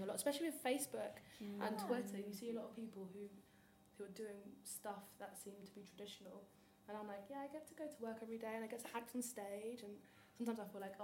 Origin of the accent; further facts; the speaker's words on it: Nigeria; because I'm Nigerian